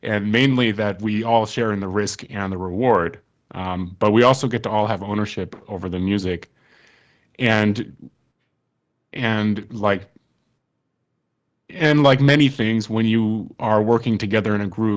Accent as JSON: {"language": "English", "town": "Ann Arbor", "region": "Michigan", "country": "United States", "tie": "born or raised there", "moved": "yes", "lives_now": "Brooklyn, United States", "said": "I grew up in Ann Arbor, Michigan, and we met here in Brooklyn"}